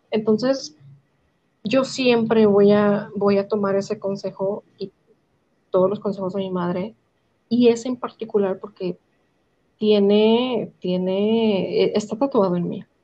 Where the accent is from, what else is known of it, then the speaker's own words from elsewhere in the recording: United States; born there; yo, yo no nací